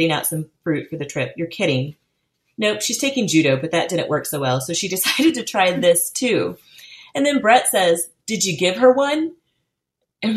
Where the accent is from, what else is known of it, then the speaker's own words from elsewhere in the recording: Midwest, United States; growing up in the Midwest